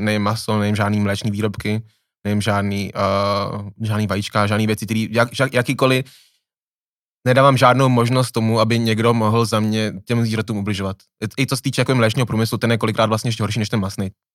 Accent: Plzeň, Plzeň Region, Czechia; já jsem z Plzně

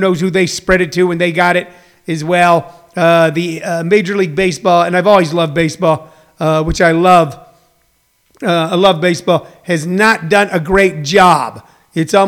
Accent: Los Angeles, California, United States; also born or lived in Missouri; an LA Clippers fan, because I grew up in Los Angeles

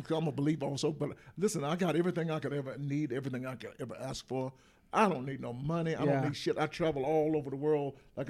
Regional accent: Atlanta, Georgia, United States; moved away; also born or lived in New York City / Los Angeles; I'm from Atlanta, Georgia.

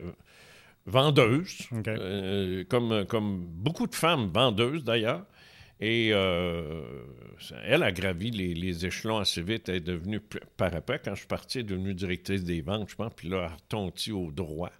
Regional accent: Quebec City, Quebec, Canada; moved away as an adult; also born or lived in Trois-Rivières; je viens de Québec. Alors, euh, en 82, j'ai déménagé ici

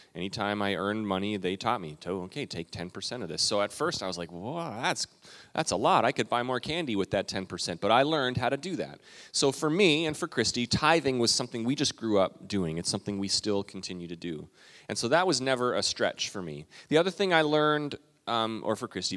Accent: Calgary, Alberta, Canada; moved away; I grew up, my dad was a pastor in Western Canada. I'm a Canadian

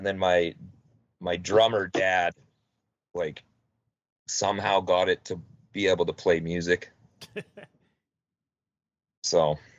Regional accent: Winnipeg, Manitoba, Canada; now in Selkirk, Canada; I grew up in Winnipeg, and then I've been in Selkirk for almost a decade, I guess, now.

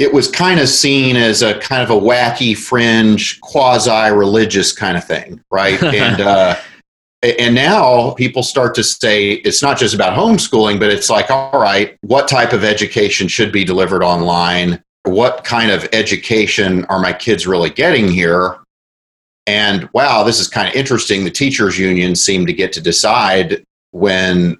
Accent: Oklahoma, United States; I was about 5 years old, and I grew up in Oklahoma

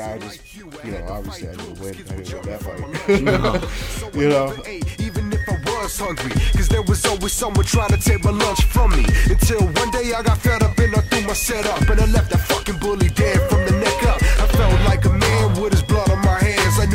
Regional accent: Miami, Florida, United States; Miami, Florida. I grew up in a neighborhood called Cutler Ridge

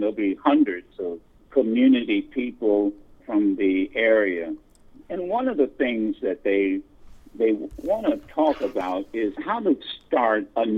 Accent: Dayton, Ohio, United States; moved away; also born or lived in Detroit, Michigan / Flint, Michigan; I was born and reared in Dayton, Ohio.

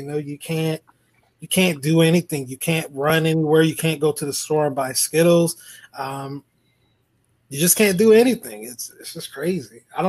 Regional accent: about an hour from Brunswick, Georgia, United States; It's only about an hour away from my hometown

